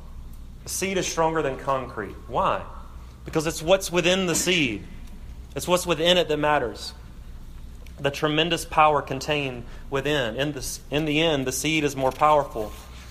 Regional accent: South Alabama, United States; I'm from South Alabama

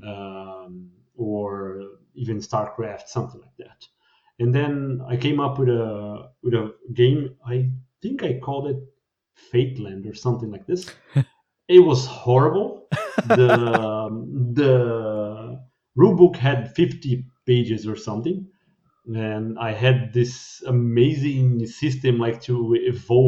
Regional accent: Brazil; moved away as an adult; now in Sweden; I'm from Brazil

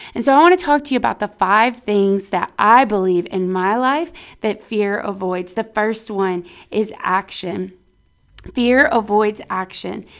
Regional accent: Texas, United States; we're from Texas

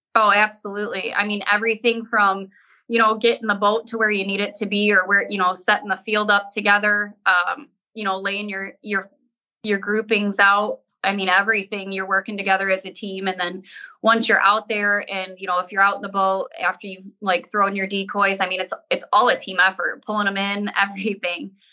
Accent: Great Lakes, United States; I grew up on the Great Lakes

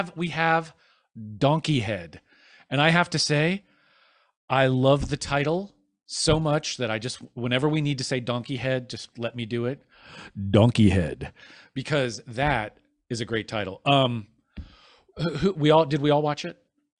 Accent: Ohio, United States; I'm from Ohio, and almost no one rides their bike on the ice and snow.

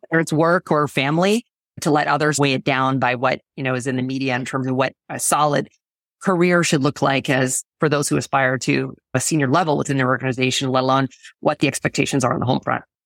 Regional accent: Canada; moved away as an adult; now in United States; born in Canada

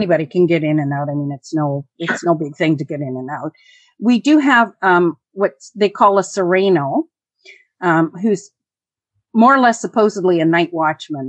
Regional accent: Canada; first language English; we're Canadian

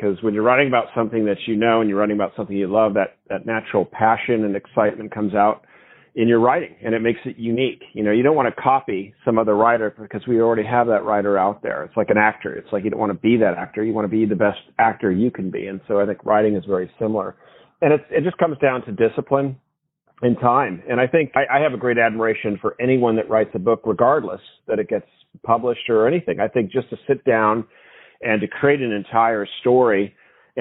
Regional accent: Newport Beach, California, United States; moved away; also born or lived in New England; I'm originally from Newport Beach, California. I was back east in New England for 16 years

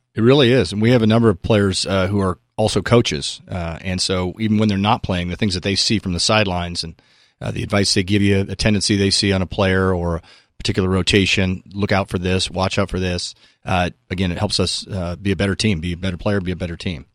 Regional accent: Newport Beach, California, United States; I grew up in Southern California on the beaches

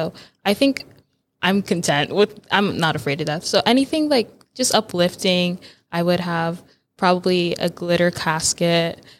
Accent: Georgia, United States; also born or lived in Massachusetts; I was born in Massachusetts, but I went to high school and middle school in Georgia. And so that's why I don't have an accent from the South, because I'm not from the South.

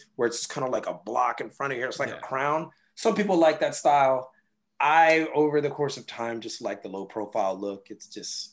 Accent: Los Angeles, California, United States; now in Japan; I am from Los Angeles, California

